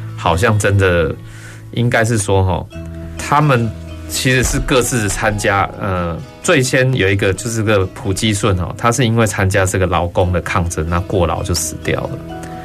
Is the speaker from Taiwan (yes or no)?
yes; Taiwan; 我们台湾人